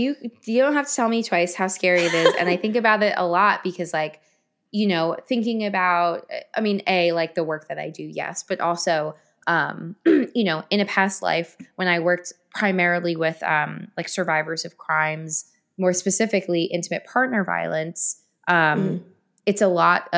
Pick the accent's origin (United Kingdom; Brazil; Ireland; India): United Kingdom; London; I'm from Rotten Tomato, London, England.